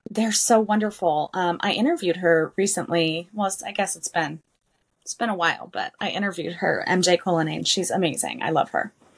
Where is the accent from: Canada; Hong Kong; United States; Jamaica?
United States; southeastern New Mexico; I'm from New Mexico, so, southeastern New Mexico